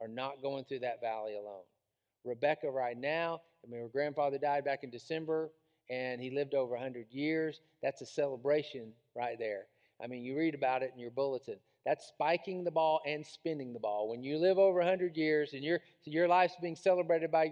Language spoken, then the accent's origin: English; Tyler, Texas, United States; I grew up in Tyler, Texas